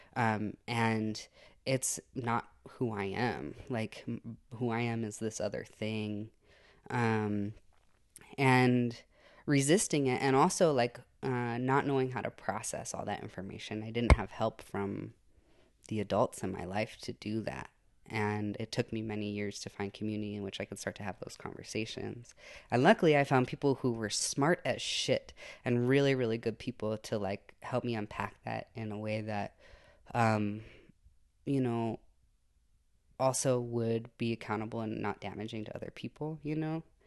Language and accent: English; Santa Fe, New Mexico, United States; I was born in Santa Fe and, um, grew up in that area